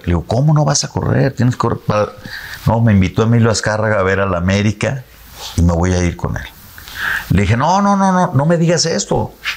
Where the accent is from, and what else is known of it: Mexico